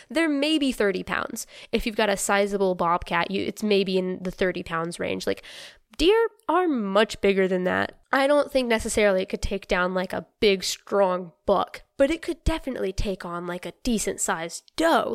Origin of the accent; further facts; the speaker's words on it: North Carolina, United States; I'm from North Carolina